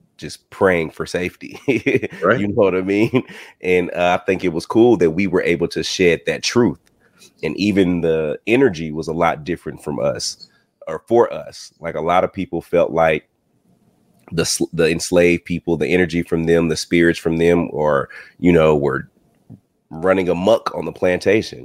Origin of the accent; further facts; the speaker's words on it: Texas, United States; now in Georgia, United States; I'm from the South. I'm from Texas